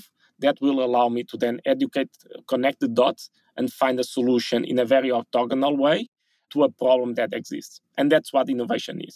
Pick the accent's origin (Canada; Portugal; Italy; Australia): Portugal; I was born in Portugal